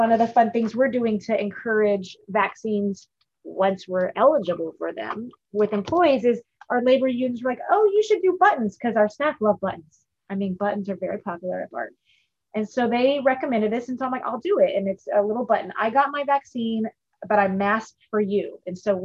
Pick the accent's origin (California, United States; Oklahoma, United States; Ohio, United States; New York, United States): California, United States; Bay Area; I grew up in the Bay Area.